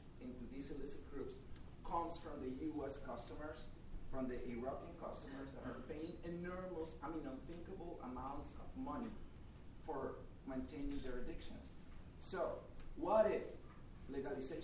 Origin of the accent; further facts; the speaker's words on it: Colombia; I am from Colombia